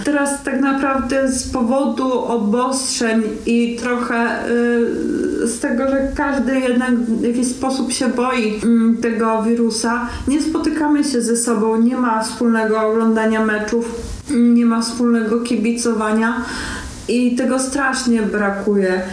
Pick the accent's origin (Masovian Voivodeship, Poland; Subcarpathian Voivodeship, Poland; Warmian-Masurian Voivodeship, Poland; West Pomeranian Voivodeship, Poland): Subcarpathian Voivodeship, Poland; Rzeszów; jestem rodowitą rzeszowianką